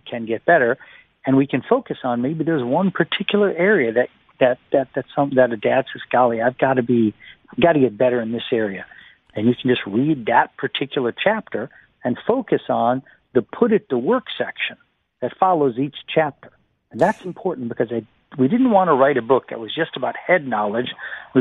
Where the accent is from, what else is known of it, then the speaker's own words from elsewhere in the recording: United States; moved away; the United States, my home country